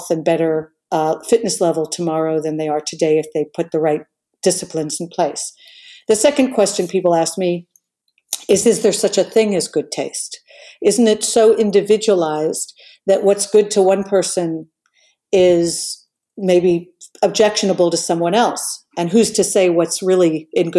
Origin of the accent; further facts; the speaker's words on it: New York, United States; I came from New York, but I came from a very multicultural European background